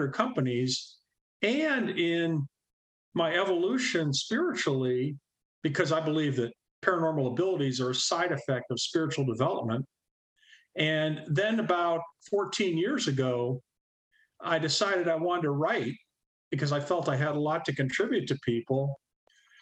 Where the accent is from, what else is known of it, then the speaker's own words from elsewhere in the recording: Corning, New York, United States; also born or lived in Troy, New York; I'm originally from Western New York State, being born in Corning.